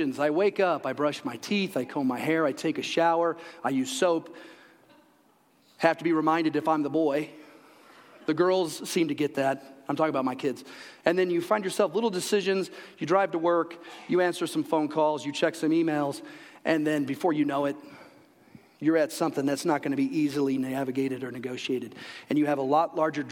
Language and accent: English; Illinois, United States; moved away as an adult; also born or lived in DeKalb, Illinois; now in Colorado, United States; where I grew up in the Quad Cities. I grew up on the Mississippi River